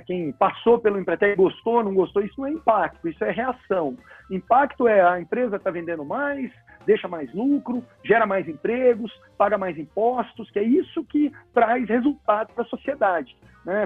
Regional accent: Goiânia, Goiás, Brazil; moved away as an adult; also born or lived in Brasília; eu sou de Goiânia e mudei para Brasília para estudar

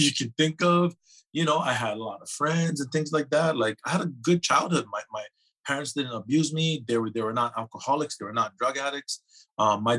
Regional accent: Hawaii, United States; growing up in Hawaii, I come from a huge family

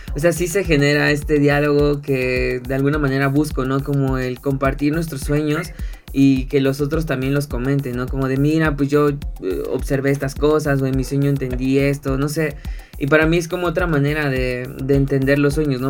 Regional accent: Ecatepec, State of Mexico, Mexico; soy de Ecatepec

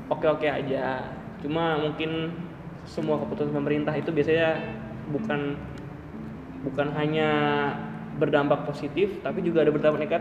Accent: Depok, West Java, Indonesia; gue dari Depok.

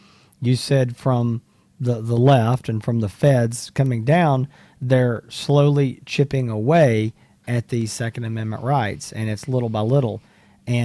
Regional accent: the South, United States; You know, as a Southerner, that's, you know

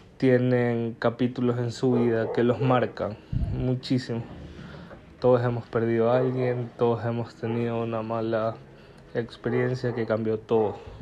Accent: Guayaquil, Guayas, Ecuador; soy de Guayaquil, Ecuador, y viví toda una gran parte de mi infancia en el suburbio de Guayaquil.

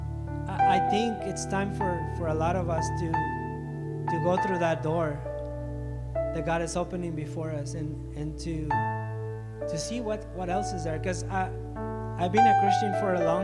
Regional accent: Ciudad Juárez, Chihuahua, Mexico; now in Chihuahua, Mexico; I'm from Mexico. I was born and raised in Juarez

